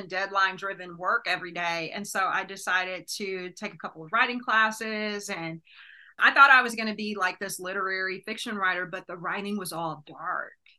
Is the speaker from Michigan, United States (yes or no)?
yes; Detroit, Michigan, United States; I grew up in Detroit at the height of the crack epidemic.